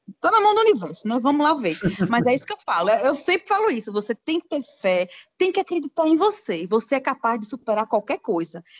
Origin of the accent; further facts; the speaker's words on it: Aracaju, Sergipe, Brazil; eu sou de Aracaju, Sergipe, né? Aqui do Nordeste